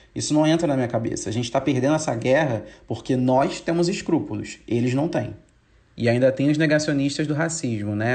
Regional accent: São Gonçalo, Rio de Janeiro, Brazil; Eu cresci em São Gonçalo, a cidade em que o menino João Pedro foi assassinado pela PM há umas semanas atrás.

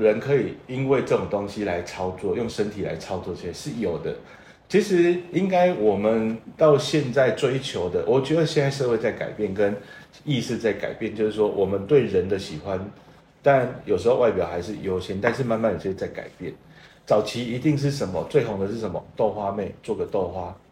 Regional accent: Tainan, Taiwan; 我土生土长的台南小孩

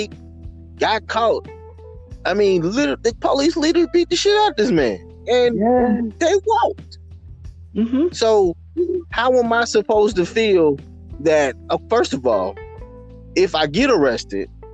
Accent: the South, United States; as a black man growing up in the South

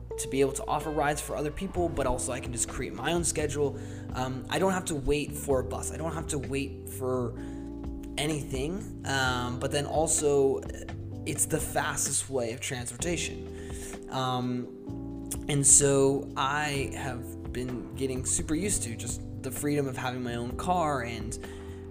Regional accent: Boston, Massachusetts, United States; moved away as an adult; also born or lived in Seattle; growing up in Boston, I actually never learned how to drive because I didn't need to.

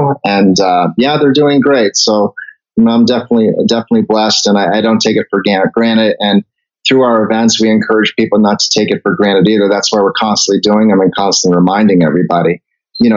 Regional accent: Canada; moved away; I was born in Canada, so I'm a Canadian citizen

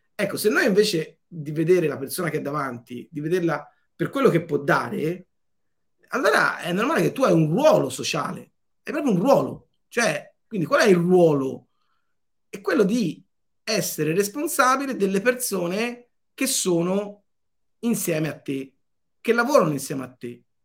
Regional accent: Montelupo Fiorentino, Tuscany, Italy; 20 minuti da me eh, è nato Leonardo, a 20 minuti di qua è nato Dante, io sono nato nel mezzo

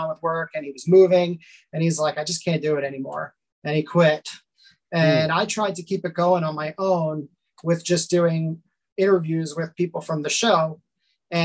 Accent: Lynbrook, New York, United States; I grew up in Long Island and I am still here, 38 years old and still here in Long Island

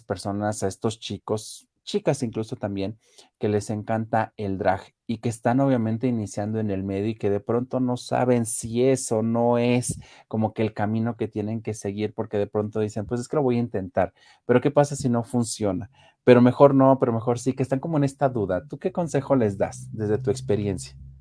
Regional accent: Mexico; somos de aquí de México

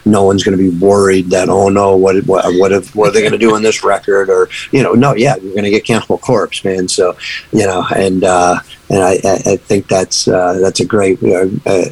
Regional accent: Buffalo, New York, United States; moved away as an adult; now in Tampa, United States; we're actually from Buffalo, New York. So that's where the band started

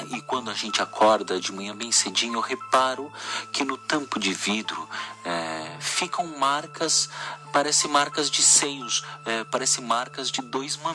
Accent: São Paulo, Brazil; now in Amazonas, Brazil; Eu sou eu sou de São Paulo, mas eu me mudei com meu marido agora ah, aqui para a região do Amazonas por causa do trabalho dele

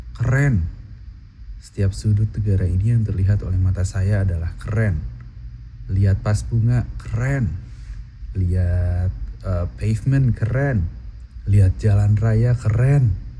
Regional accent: Majalaya, West Java, Indonesia; moved away as an adult; now in Mie Prefecture, Japan; Saya berasal dari Kabupaten Bandung, lahir dan besar di Kecamatan Majalaya

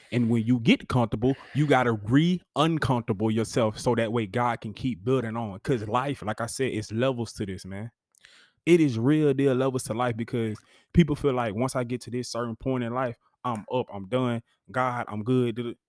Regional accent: Huntsville, Alabama, United States; I grew up in Huntsville being a bulldog

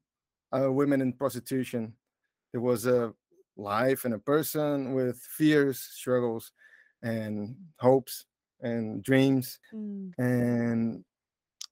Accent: João Pessoa, Paraíba, Brazil; English is a second language; I'm Brazilian, so that's why you're gonna hear some weird English. And I'm from João Pessoa, is the name of the city.

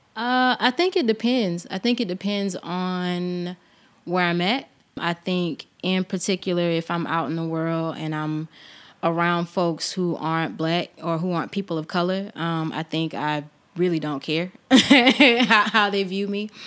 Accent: Albany, Georgia, United States; I am from Albany, born and raised

